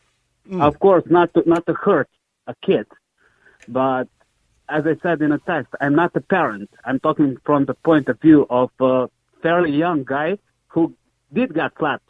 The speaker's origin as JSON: {"language": "English", "country": "Croatia", "moved": "yes", "lives_now": "Ireland"}